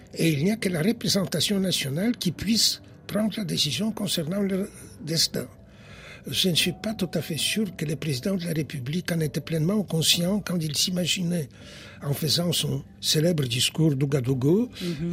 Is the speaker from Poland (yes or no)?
yes; Poland; first language Polish; French is a second language; now in France